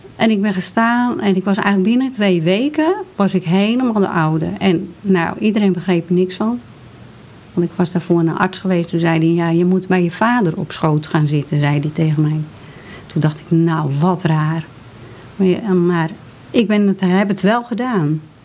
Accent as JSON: {"language": "Dutch", "town": "Hoorn", "region": "North Holland", "country": "Netherlands", "tie": "born or raised there", "said": "ik ben geboren in Horen"}